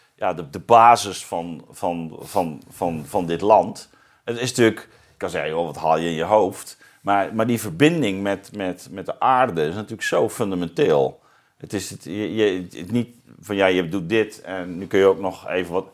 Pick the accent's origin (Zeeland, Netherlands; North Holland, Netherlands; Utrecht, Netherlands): Zeeland, Netherlands; Zeeuws-Vlaanderen; ik kom uit Zeeuws-Vlaanderen